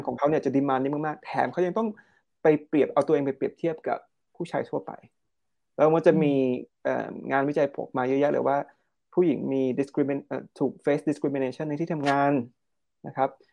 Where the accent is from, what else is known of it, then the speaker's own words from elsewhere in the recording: Thailand; เราเติบโตมาในประเทศที่มีเป็นศาสนาพุทธ